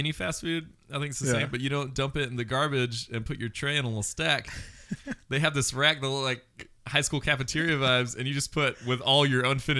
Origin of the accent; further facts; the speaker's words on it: United States; I just shortened it to like Ich bin Ausländer, which means I'm an American.